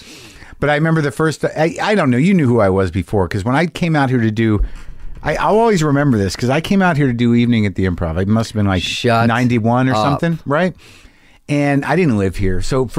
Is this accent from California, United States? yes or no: no; New York, United States; I'm being from New York